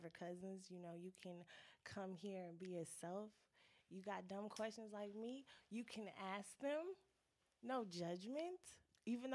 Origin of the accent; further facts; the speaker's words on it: California, United States; moved away as an adult; now in Spartanburg, United States; Growing up in California, our family traditions was always real ghetto